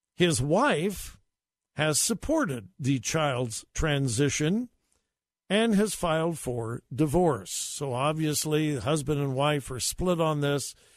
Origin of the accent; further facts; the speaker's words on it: United States; our country was built on that moral foundation.